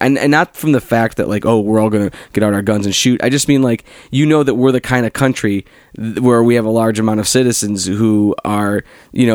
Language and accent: English; Cleveland, Ohio, United States; I'm from Cleveland